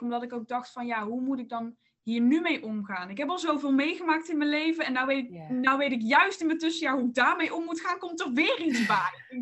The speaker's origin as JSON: {"language": "Dutch", "region": "North Brabant", "country": "Netherlands", "moved": "as an adult", "lives_now": "Leiden, Netherlands", "said": "ik kom uit Brabant"}